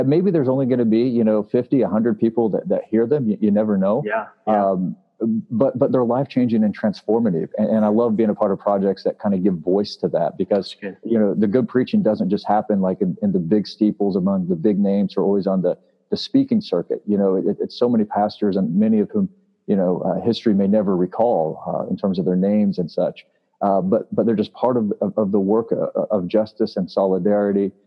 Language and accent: English; Springfield, Missouri, United States; also born or lived in Chicago; I ended up in Springfield, which is my hometown